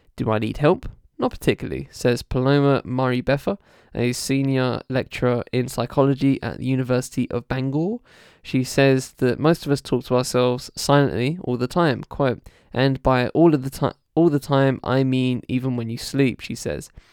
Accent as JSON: {"language": "English", "area": "Essex", "region": "East of England", "country": "United Kingdom", "tie": "born or raised there", "also_born_or_lived": "London", "said": "I was born in London. I've lived in the Southeast Essex for the rest, a whole my life"}